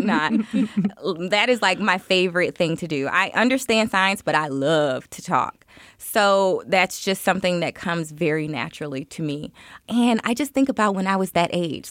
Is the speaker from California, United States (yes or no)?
no; Miami, Florida, United States; now in Chicago, United States; I was born and raised in Miami, Florida. I live in Chicago, Illinois now